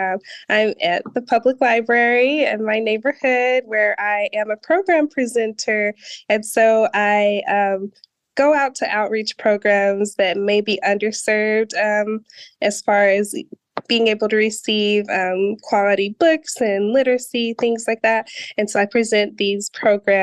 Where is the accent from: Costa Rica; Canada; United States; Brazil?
United States; New Mexico; also born or lived in Denver, Colorado; I'm originally from New Mexico, but for a brief span of my childhood, I lived in Denver, Colorado.